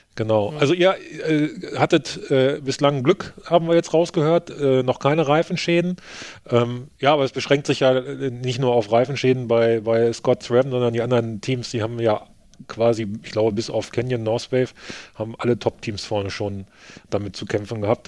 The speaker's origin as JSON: {"language": "German", "country": "Germany", "said": "als Deutscher"}